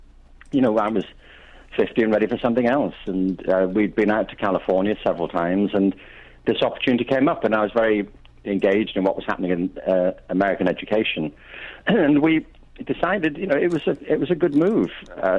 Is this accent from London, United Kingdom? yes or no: no; Liverpool, North West England, United Kingdom; moved away as an adult; also born or lived in Warwickshire, England; now in Los Angeles, United States; I grew up in Liverpool